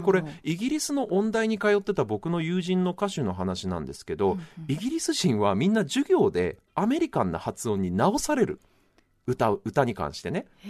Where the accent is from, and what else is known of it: Japan; first language Japanese